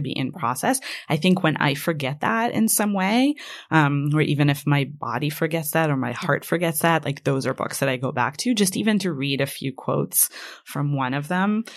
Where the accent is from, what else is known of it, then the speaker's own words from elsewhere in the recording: Israel; first language Hebrew; English is a second language; moved away; Hebrew is my first language.